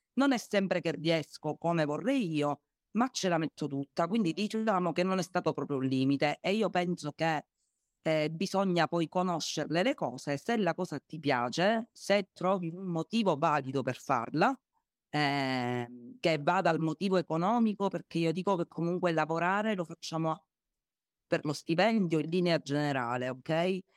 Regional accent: Agrigento, Sicily, Italy; io sono ad Agrigento, sono di Agrigento

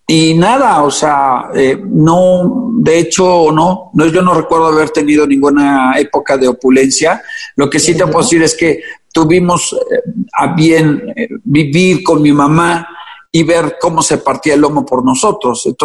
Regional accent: Puebla, Mexico; born there; En Puebla.

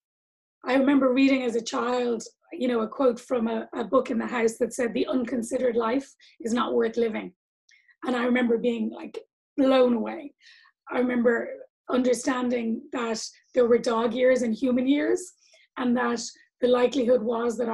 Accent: Dublin, Leinster, Ireland; I grew up in Ireland, in Dublin.

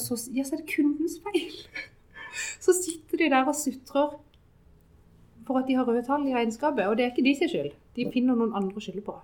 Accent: Sørlandet, Southern Norway, Norway; Vi er jo fra Sørlandet

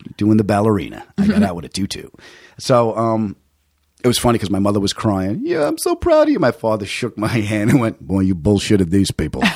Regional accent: Long Island, New York, United States; also born or lived in Queens, New York; I was born in Queens. I was raised on Long Island.

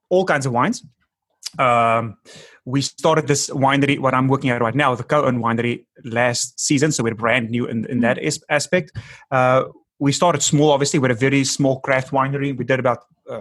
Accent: South Africa; first language Afrikaans; English is a second language; moved away as an adult; now in Los Angeles, United States; I'm from South Africa

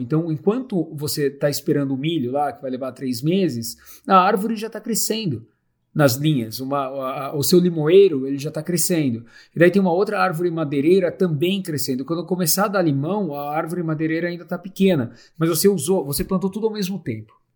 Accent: Santo André, São Paulo, Brazil; moved away as an adult; also born or lived in Curitiba / Europe / Laos / Africa; Eu sou de Santo André, é, estudei em Curitiba, é, estudei na Europa depois

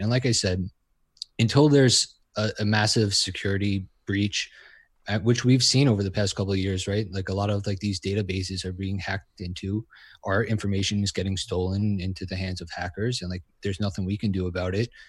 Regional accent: New York, United States; I'm from New York

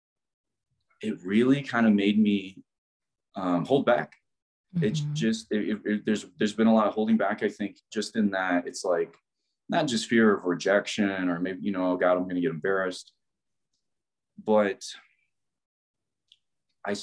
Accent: Midwest, United States; I'm from the Midwest.

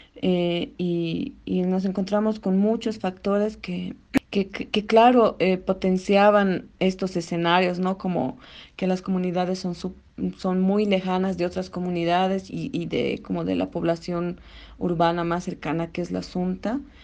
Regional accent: Bolivia; nuestra identidad como latinoamericanos o como bolivianos

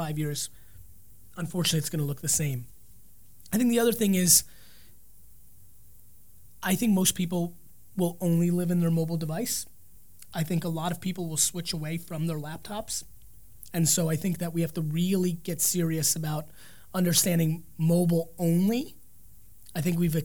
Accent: New Jersey, United States; I'm from Jersey

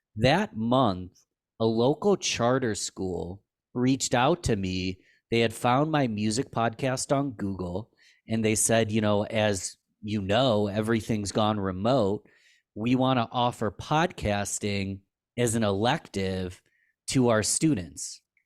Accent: Rochester, New York, United States; I was from Rochester, New York

